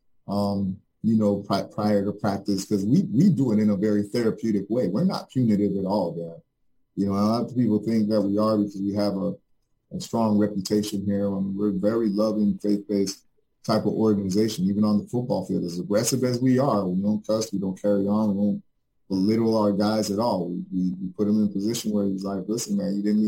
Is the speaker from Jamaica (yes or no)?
yes; Jamaica; now in Fort Lauderdale, United States; I'm originally from Jamaica, a third world country